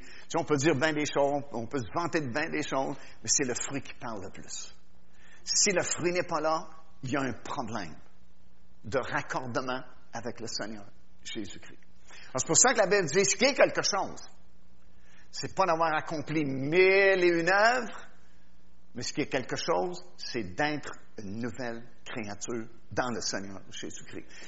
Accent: Quebec, Canada; je suis québécois

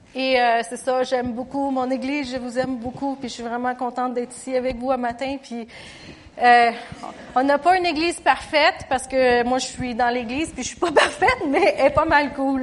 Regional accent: Canada; je chantais l'hymne national du Canada parce que je suis canadienne

